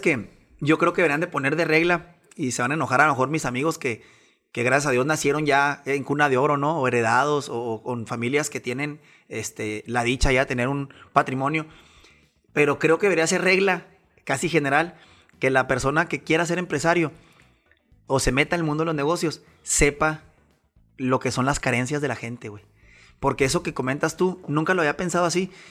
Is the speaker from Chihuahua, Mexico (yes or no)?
yes; Chihuahua, Mexico; soy de Chihuahua, Chihuahua